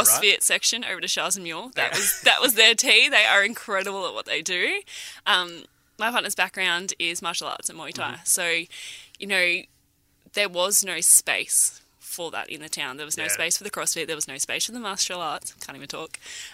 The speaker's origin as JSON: {"language": "English", "town": "Noosa", "region": "Queensland", "country": "Australia", "tie": "born or raised there", "moved": "as an adult", "lives_now": "Karratha, Australia", "said": "originally I'm from the Sunny Coast, I'm from Noosa"}